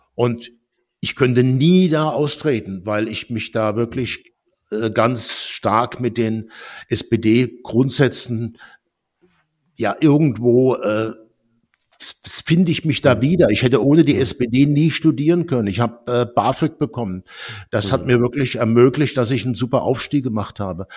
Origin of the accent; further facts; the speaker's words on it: Worms, Rhineland-Palatinate, Germany; moved away as an adult; also born or lived in Stuttgart / France / United States; Ich bin in Worms geboren und war im Gauss-Gymnasium